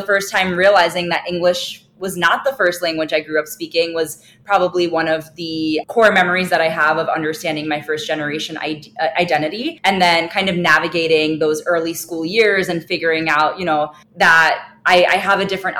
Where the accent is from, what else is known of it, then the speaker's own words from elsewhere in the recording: New York City, New York, United States; English is a second language; the three of us grew up in Brooklyn, New York. We grew up near the Coney Island area, which is a pretty diverse part of New York City.